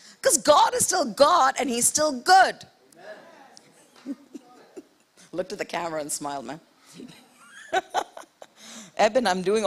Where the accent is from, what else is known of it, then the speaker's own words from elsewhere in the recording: India; moved away; also born or lived in Middle East; I grew up in India.